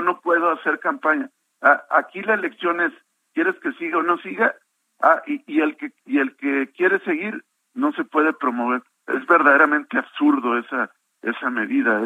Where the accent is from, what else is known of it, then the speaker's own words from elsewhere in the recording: Coahuila, Mexico; como coahuilense y como ciudadano